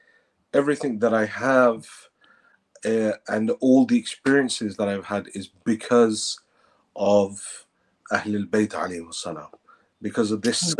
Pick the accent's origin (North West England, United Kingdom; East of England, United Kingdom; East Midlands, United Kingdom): East of England, United Kingdom; Peterborough; moved away as an adult; now in Qom, Iran; I was born in Peterborough, England. After my A-levels, I decided to move to Qom